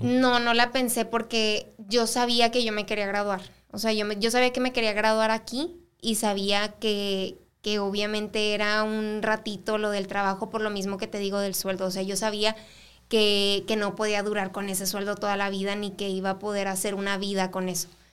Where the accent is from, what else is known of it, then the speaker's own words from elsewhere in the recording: El Paso, Texas, United States; also born or lived in Ciudad Juárez, Mexico; yo nací aquí en El Paso